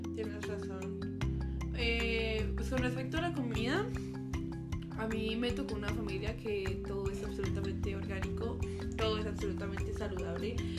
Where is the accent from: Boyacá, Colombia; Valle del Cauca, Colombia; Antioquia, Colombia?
Boyacá, Colombia; Duitama; moved away; Yo soy de Colombia, como ella dice, yo soy de Boyacá, una región muy bonita de allá. Es un departamento, por así decirlo, un estado, pero soy de la ciudad de Uitama